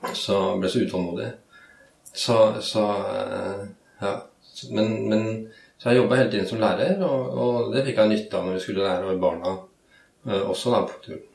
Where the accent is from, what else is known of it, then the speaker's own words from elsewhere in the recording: Norway; jeg vokste opp på, på Rykken, som den gangen var et ganske kaotisk